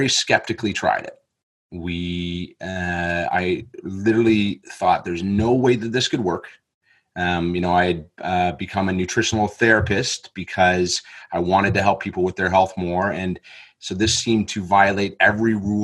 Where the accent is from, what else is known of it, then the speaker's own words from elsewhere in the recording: Canada; moved away as an adult; now in Australia; I am from Canada originally, but I had moved to Australia about 8 years ago.